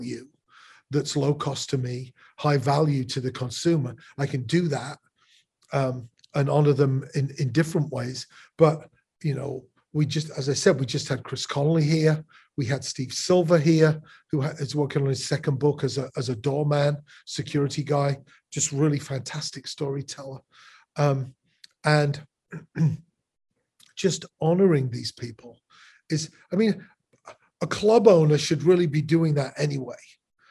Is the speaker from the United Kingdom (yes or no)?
yes; England, United Kingdom; now in Chicago, United States